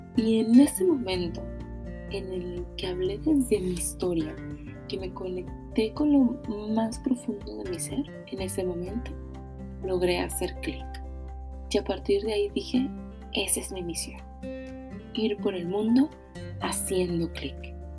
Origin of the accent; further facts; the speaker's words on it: Monterrey, Nuevo León, Mexico; soy originaria de Monterrey, actualmente vivo aquí en Monterrey